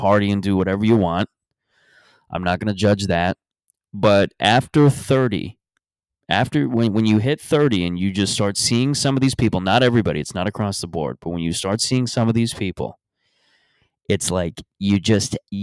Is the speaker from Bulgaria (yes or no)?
no; Mississauga, Ontario, Canada; moved away; When I go back to Mississauga next, I'm thinking of just walking into my hometown bar